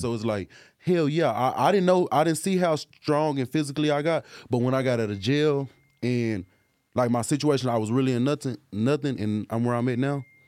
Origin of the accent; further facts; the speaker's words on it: Dallas, Texas, United States; I'm from Dallas, you know, Dallas, Texas